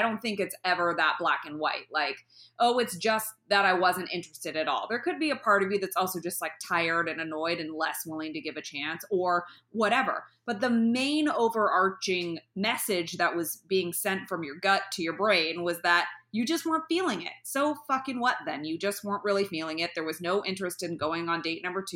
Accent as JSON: {"language": "English", "area": "the Bay Area", "region": "California", "country": "United States", "moved": "yes", "said": "I'm from the Bay Area"}